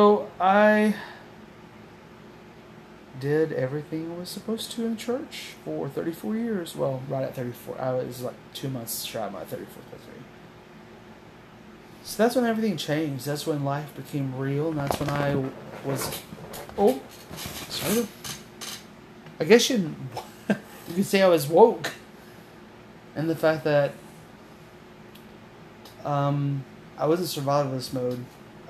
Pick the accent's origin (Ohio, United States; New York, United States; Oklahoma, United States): Oklahoma, United States; I was born and raised in Oklahoma